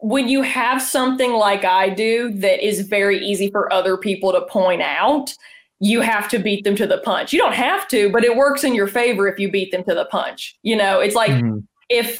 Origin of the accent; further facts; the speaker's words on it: the South, United States; accent: Southern; anytime that I have lived or like resided for more than a few weeks in somewhere outside of the South, my accent does tend to like go away a little bit.